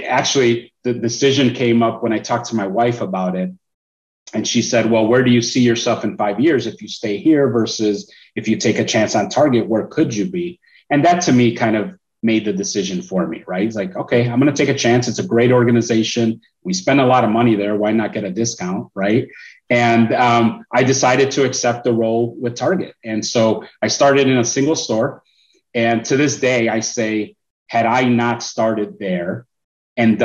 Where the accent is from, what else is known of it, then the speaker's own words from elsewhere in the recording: Chicago, Illinois, United States; I'm originally from Chicago. So that's where I was in school